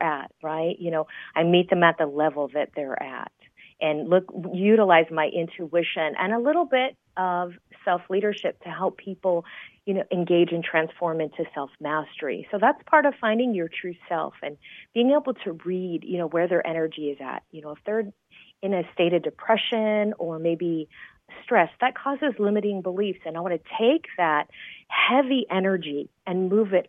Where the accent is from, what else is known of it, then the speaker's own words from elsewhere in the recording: San Jose, California, United States; now in Las Vegas, United States; I grew up in the Bay Area of California, so San Jose, California